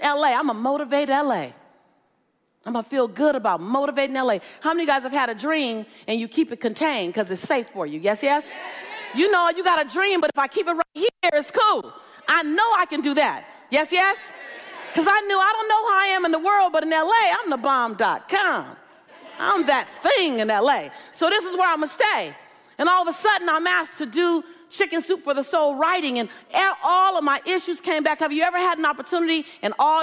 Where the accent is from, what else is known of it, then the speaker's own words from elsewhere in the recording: Los Angeles, California, United States; I'm from South Central LA.